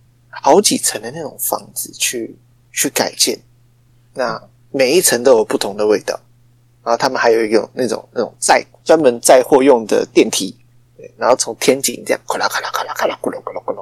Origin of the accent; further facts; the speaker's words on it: Taichung, Taiwan; 然后我台中人非常的厉害，